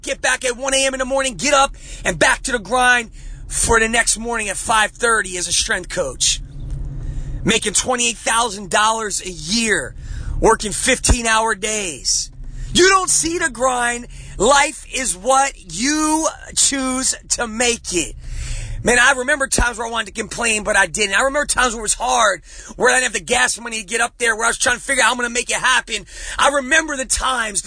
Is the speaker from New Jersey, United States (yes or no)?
yes; New Jersey, United States; I'm from Jersey. I grew up on the streets of Jersey.